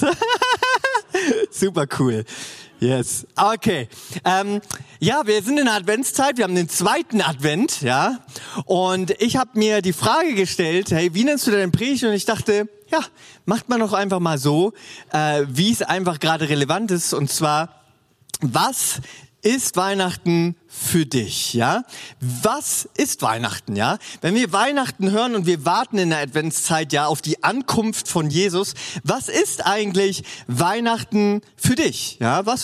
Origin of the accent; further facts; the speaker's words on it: Northern Germany, Germany; Oder moin, ne? Ich komme ja aus dem Norden eigentlich.